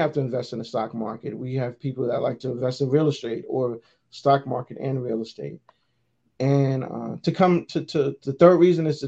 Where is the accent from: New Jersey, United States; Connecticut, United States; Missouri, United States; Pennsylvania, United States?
New Jersey, United States; Newark; So growing up in Newark was pretty tough, man. I grew up in a tough environment